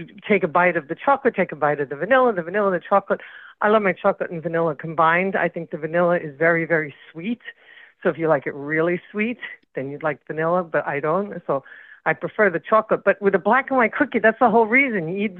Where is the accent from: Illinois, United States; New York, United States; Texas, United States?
New York, United States; growing up in New York.